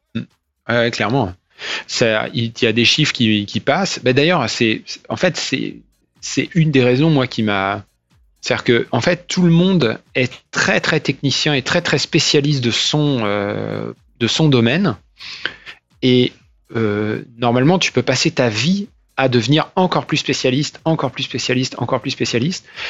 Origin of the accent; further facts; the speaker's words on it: Nantes, Pays de la Loire, France; moved away as an adult; also born or lived in Rennes / Paris / London / New York; je viens de Nantes, j'ai fait mes études euh, là-bas euh, et à Rennes. J'ai fait une prépa après le bac, j'ai fait un bac S, une prépa à Nantes